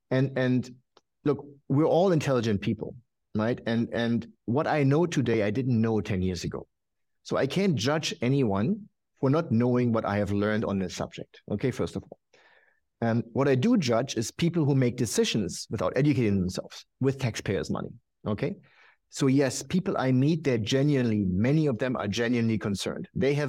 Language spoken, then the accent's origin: English; Germany; But look, I'm from Germany.